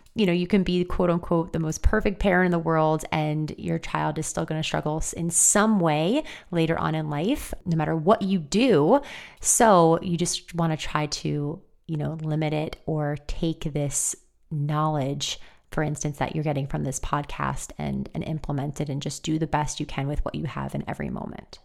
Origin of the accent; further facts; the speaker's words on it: New York, United States; me living and growing up in New York from an Italian family